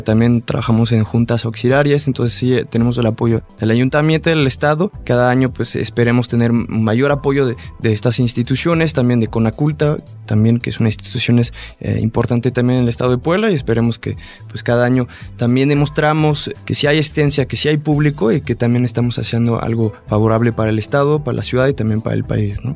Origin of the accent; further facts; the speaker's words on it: France; now in Mexico; yo soy francés